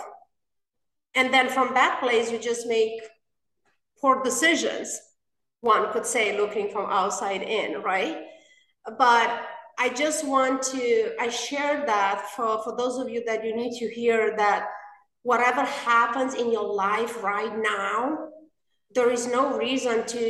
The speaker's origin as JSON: {"language": "English", "country": "Romania", "tie": "born or raised there", "second_language": "English", "moved": "as an adult", "lives_now": "United States", "said": "Romania. I was born and raised in Romania."}